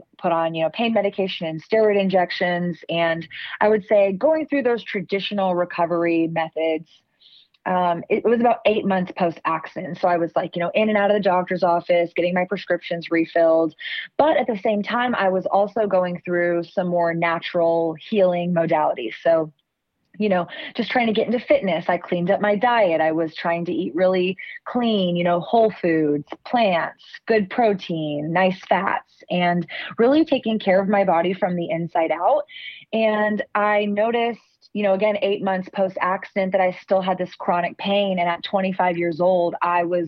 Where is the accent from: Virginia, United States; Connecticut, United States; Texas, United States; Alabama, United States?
Texas, United States; Austin; growing up in Austin, we are coined the live music capital of the world.